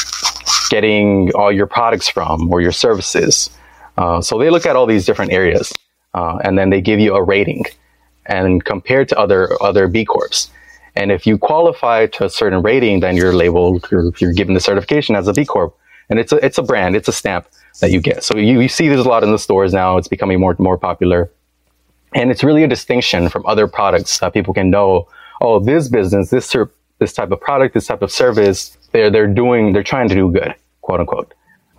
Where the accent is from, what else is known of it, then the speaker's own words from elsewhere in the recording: Dallas, Texas, United States; moved away as an adult; also born or lived in Washington, District of Columbia, United States; I'm back here in my hometown in Dallas